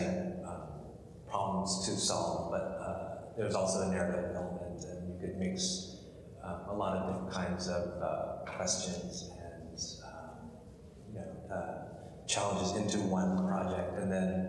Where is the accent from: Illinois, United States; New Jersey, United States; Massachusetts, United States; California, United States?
New Jersey, United States; I grew up in New Jersey